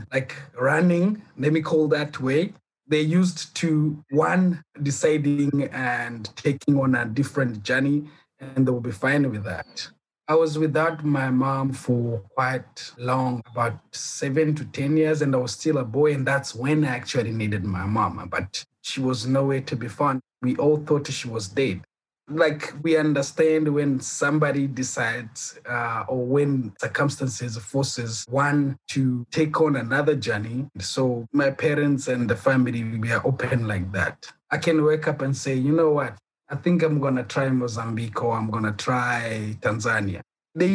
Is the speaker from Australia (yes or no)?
no; Burundi; also born or lived in Kenya; now in South Africa; Okay, I'm originally from Burundi, from a Rwandese parent and a Burundian parent. In 1994, during the genocide, we flew to Kenya until 2006 when I left Kenya to South Africa.